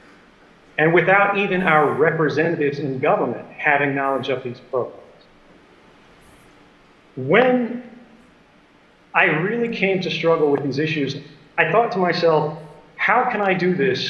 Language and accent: English; United States; I'm an American and I'm a citizen, just like everyone else